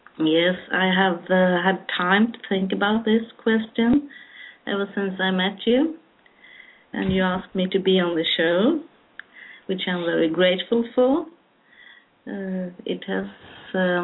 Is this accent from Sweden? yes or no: yes; Malmö, Skåne, Sweden; I live in the south of Sweden, close to Denmark, Copenhagen. We now have a bridge over to Copenhagen, so it takes me about 30 minutes to go to Copenhagen. I lived in a little town called Malmö all my life, and I have a long life. I'm in my mid-50s.